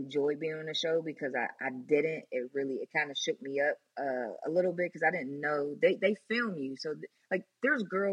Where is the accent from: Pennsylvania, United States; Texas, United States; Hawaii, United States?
Pennsylvania, United States; Pittsburgh; moved away as an adult; also born or lived in Atlanta; I'm from Pittsburgh